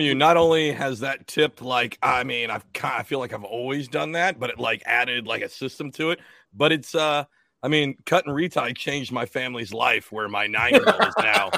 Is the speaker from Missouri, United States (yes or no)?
no; Washington, United States; moved away as an adult; also born or lived in Atlantic City, New Jersey; now in South Jersey, United States; I'm not from here. I'm from Washington State